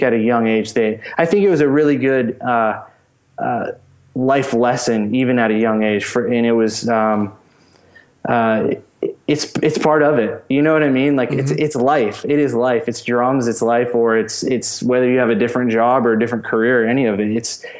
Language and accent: English; Pensacola, Florida, United States; I grew up in Pensacola, Florida.